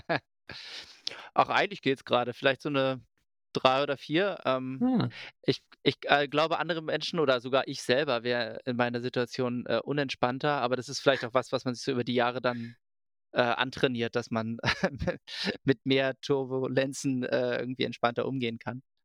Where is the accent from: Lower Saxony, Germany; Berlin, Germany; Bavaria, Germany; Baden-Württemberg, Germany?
Berlin, Germany; ich komme aus Berlin